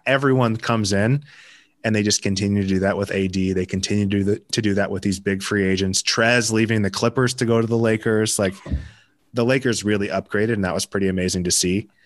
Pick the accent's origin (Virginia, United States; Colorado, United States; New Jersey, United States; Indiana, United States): Colorado, United States; Denver; born or raised there; also born or lived in Newport Beach, California